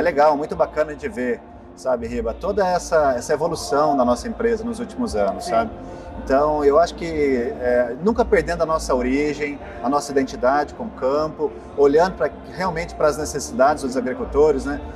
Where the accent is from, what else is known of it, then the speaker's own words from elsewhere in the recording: Bom Jesus da Penha, Minas Gerais, Brazil; Sou de Bom Jesus da Penha